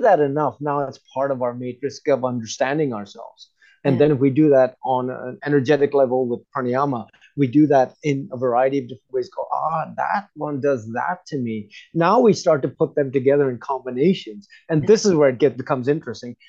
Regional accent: United States; moved away; growing up in the United States

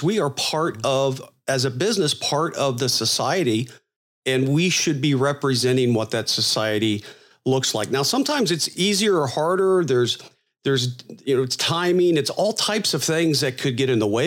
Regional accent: Florida, United States; I'm from Florida

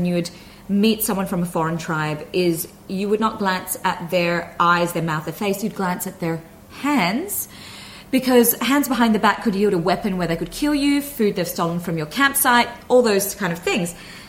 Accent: Australia; accent: Australian; So I might thicken my Aussie accent when I arrive in Australia to see my family, not intentionally, it just happens.

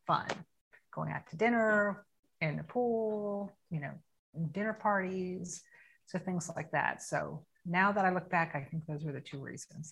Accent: Tampa, Florida, United States; I am 57 years old and I'm from Tampa, Florida. I've lived in Tampa almost my whole life.

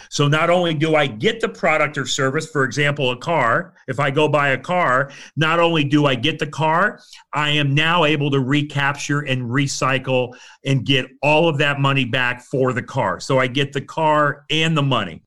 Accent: Fort Myers, Florida, United States; also born or lived in Saint Louis / Port Orange, Florida; I grew up in Florida. I grew up on the west coast of Florida, over in the Fort Myers, Cape Coral area

